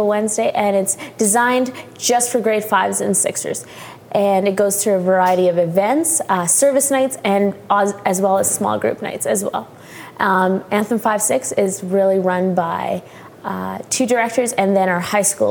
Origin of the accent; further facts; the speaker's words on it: Calgary, Alberta, Canada; I grew up in Calgary, Alberta, home of the Calgary Flames